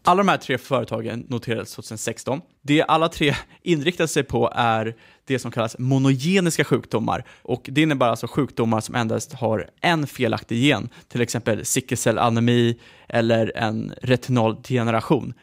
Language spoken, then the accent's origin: Swedish; Sweden; som svensk